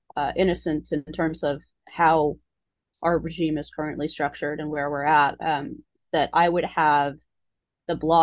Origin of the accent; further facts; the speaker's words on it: Palo Alto, California, United States; moved away; I grew up in Palo Alto